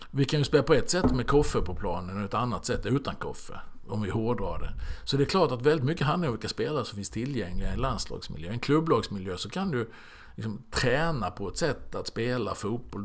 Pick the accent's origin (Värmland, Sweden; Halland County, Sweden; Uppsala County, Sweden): Halland County, Sweden; Halmstad; moved away; also born or lived in Norrköping; jag eh, växte upp hemma i Halmstad med fyra syskon.